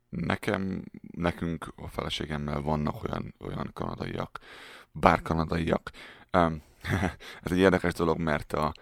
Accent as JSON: {"language": "Hungarian", "country": "Hungary", "also_born_or_lived": "Germany", "moved": "as an adult", "lives_now": "Canada", "said": "Én nagyon büszke vagyok arra, hogy magyar vagyok."}